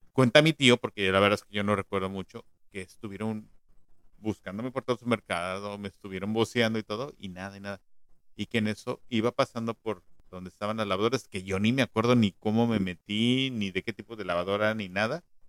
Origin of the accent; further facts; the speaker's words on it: Mexico City, Mexico; moved away; yo de niño eh, vivía todavía en la Ciudad de México